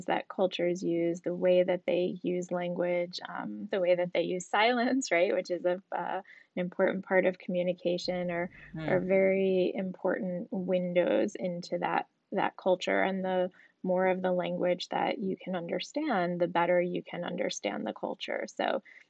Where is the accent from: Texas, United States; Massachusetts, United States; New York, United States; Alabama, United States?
New York, United States; moved away as an adult; also born or lived in South Africa; I grew up in New York